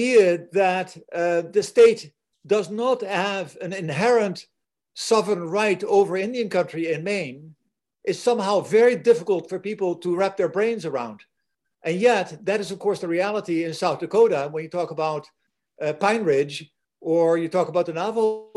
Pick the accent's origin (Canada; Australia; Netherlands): Netherlands; English is a second language; now in United States; I'm a Dutchman, I live here, I'm not an American citizen, I'm a Dutch citizen, but I've lived here for a long time